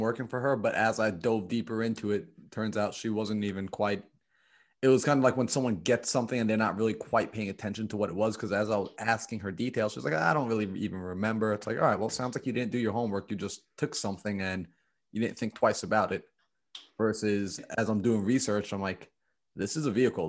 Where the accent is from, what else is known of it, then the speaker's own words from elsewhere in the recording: New York, United States; I came from New York. I'm from New York. That's where I'm based